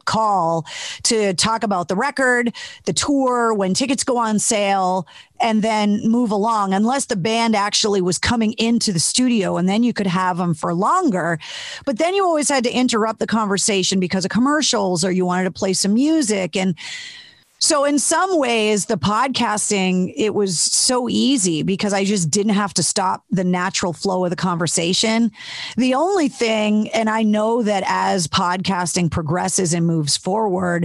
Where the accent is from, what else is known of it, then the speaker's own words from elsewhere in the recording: Massachusetts, United States; I'm born and raised in Massachusetts.